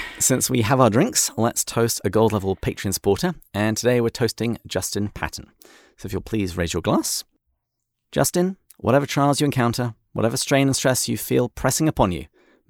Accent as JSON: {"language": "English", "region": "England", "country": "United Kingdom", "said": "And even though I'm English, I agree with him entirely."}